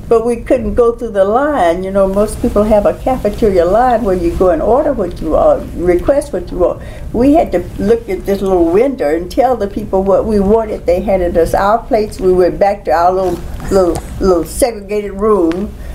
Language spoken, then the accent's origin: English; Alabama, United States; I came from Alabama.